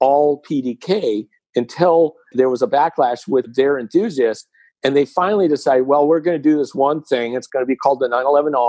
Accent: Southern California, United States; growing up in Southern California around 1968, 69

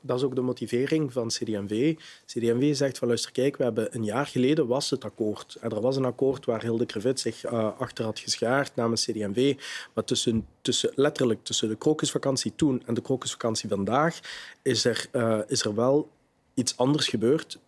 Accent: Limburg, Flanders, Belgium; bij ons in Limburg

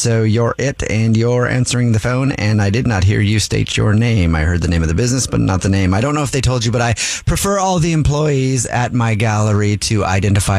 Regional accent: United States; I'm American

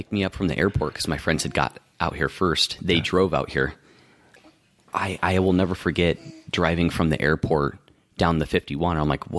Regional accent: Ohio, United States; also born or lived in Iowa; now in Arizona, United States; Ben Roethlisberger grew up in the town right next to mine in Findlay, Ohio.

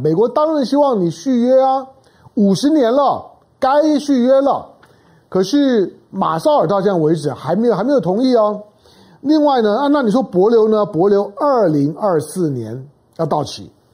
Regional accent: Taiwan; 我是生长在台湾的中国人

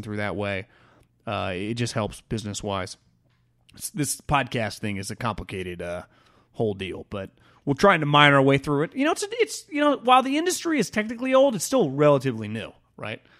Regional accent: Sacramento, California, United States; the team that I grew up watching in Sacramento, the Sacramento Kings

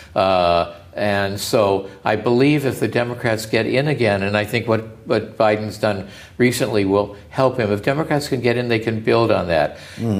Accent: United States; As an American

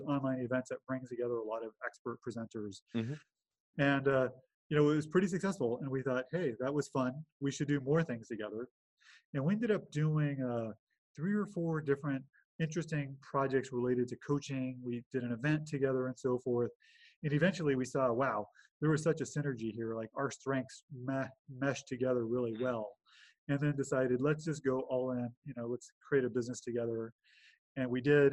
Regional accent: Los Angeles, California, United States; now in Bay Area, United States; grew up in Los Angeles, California. Uh, currently live in the Bay Area in Northern California

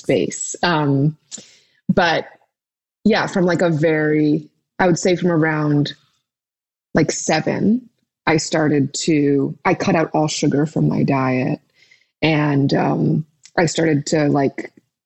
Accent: New York, United States; I was born in New York at Lenox Hill Hospital

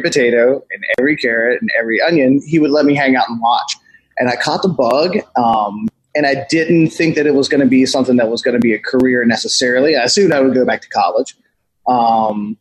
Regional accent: Pulaski County, Southwestern Virginia, United States; I grew up in Southwestern Virginia, a really super rural town. I'm in my mid 40s. So I grew up in Pulaski County in the 70s and early 80s

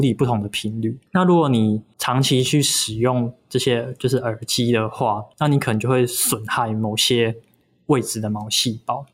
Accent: Kaohsiung, Taiwan; moved away; 我老家在高雄

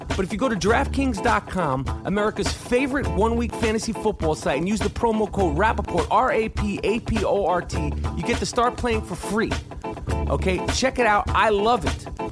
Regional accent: New York, United States; I'm from New York.

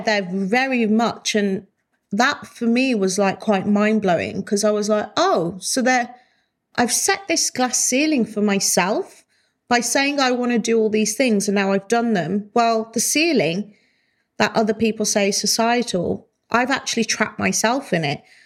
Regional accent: Wolverhampton, West Midlands, United Kingdom; moved away; I love Wolverhampton and I love going back. And I eventually do want to buy a house there and spend more time there. I love my hometown.

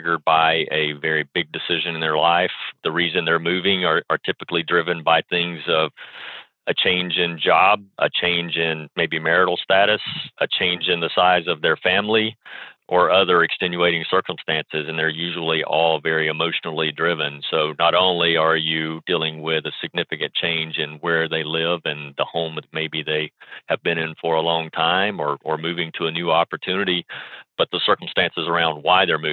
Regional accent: Alabama, United States; moved away; also born or lived in Tennessee; I grew up in Alabama and spent my formative years there

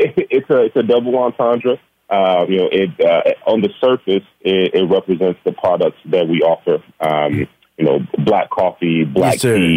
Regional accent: Gary, Indiana, United States; Born and raised in Gary, Indiana, we actually grew up a rock's throw from each other on the same block, graduated from high school, right next alongside to each other

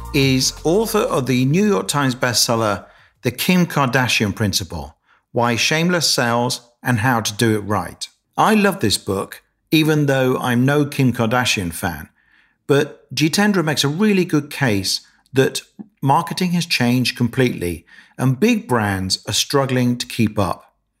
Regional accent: Birmingham, West Midlands, United Kingdom; but then I don't have much of a Birmingham accent, which is where I'm from.

